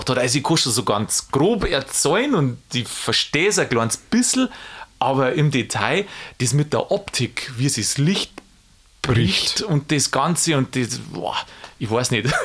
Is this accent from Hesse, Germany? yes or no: no; Bavaria, Germany; und ich komme ja auch aus Niederbayern und wenn da ein berühmter Mensch herkommt, dann freue ich mich natürlich.